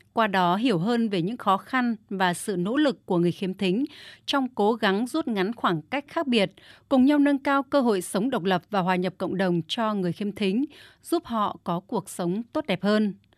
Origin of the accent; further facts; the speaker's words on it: Thai Nguyen, Vietnam; Tôi đến từ Thái Nguyên